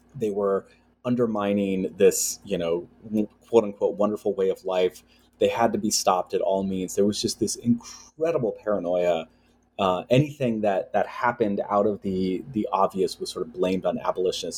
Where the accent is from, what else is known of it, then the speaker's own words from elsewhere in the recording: United States; growing up in the United States